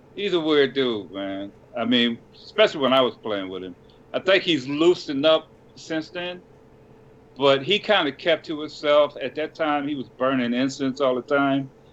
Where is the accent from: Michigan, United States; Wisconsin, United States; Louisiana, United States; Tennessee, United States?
Michigan, United States; Detroit; I was from Detroit